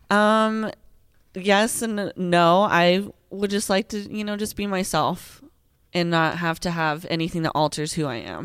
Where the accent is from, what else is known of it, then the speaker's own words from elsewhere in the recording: Colorado, United States; also born or lived in Greeley, Colorado / Oklahoma; I've lived in Colorado ever since then